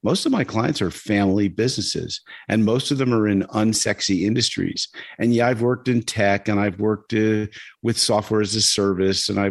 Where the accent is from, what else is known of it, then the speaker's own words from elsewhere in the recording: New York, United States; I grew up in New York.